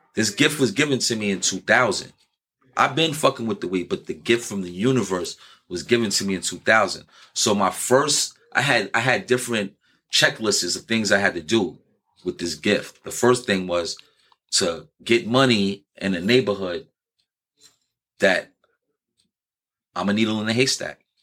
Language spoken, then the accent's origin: English; New York City, New York, United States; I'm from New York. I'm from New York City where every everybody's out for themselves